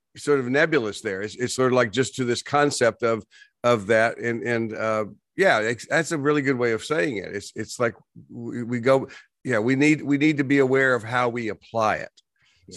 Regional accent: West Texas, United States; moved away; I grew up in West Texas, and we had these dust storms

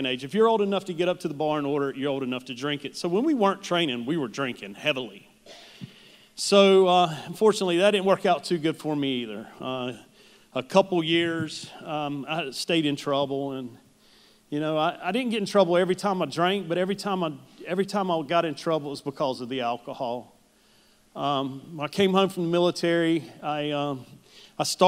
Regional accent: Charlotte, North Carolina, United States; also born or lived in Huntersville; I was born and raised here in Charlotte

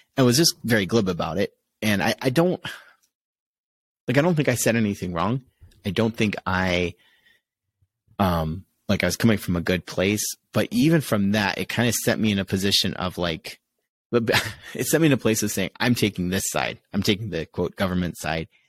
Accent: Connecticut, United States; growing up in Connecticut

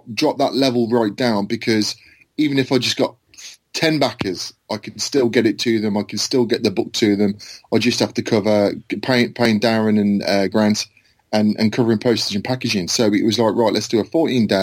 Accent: Worcestershire, West Midlands, United Kingdom; I'm from Worcestershire in England

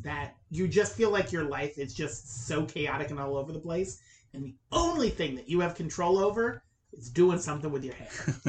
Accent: the South, United States; I grew up in the South

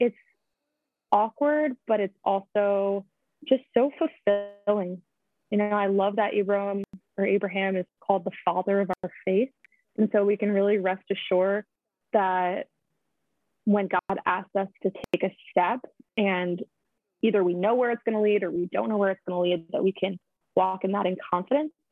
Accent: Bergen County, New Jersey, United States; moved away as an adult; now in Boston area, United States; I grew up outside of New York City.

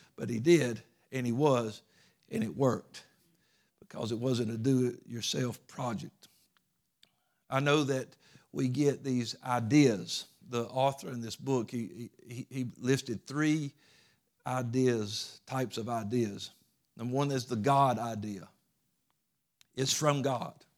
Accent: United States; as Americans

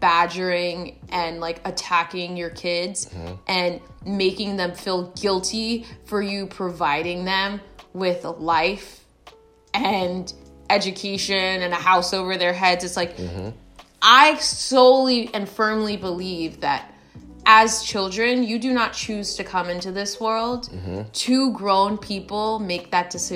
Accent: United States; I was born in the States

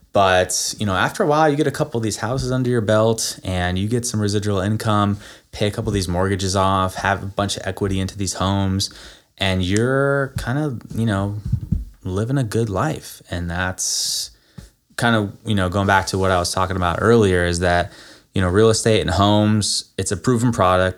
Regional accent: Florida, United States; moved away; also born or lived in Nevada / San Francisco; I grew up in Florida

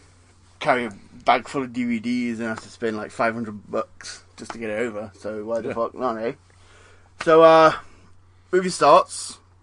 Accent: the Meadows, England, United Kingdom; moved away; I was born in the Meadows, and that is pretty much the hood.

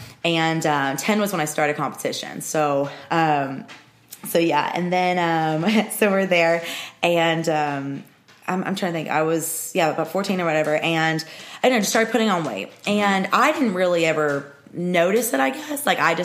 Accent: Murfreesboro, Tennessee, United States; born or raised there

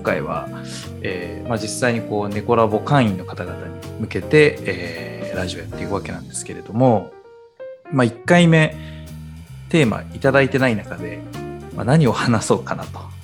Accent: Nagoya, Aichi, Japan; 名古屋出身の我々なんですが

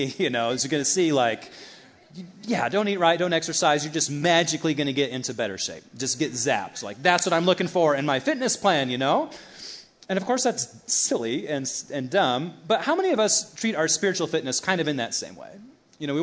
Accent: United States; American Christians or Element Church Christians

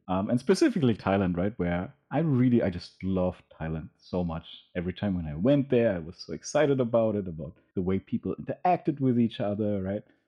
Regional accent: Berlin, Germany; moved away; I grew up in Berlin, where it was actually, like, i-, in, in Kreuzberg at the time

